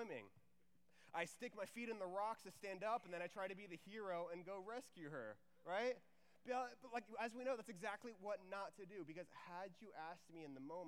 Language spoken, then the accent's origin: English; Houston, Texas, United States; also born or lived in Waco, Texas / Dallas, Texas; I'm from Texas, so my parents grew up in Texas, and then I grew up in the Houston area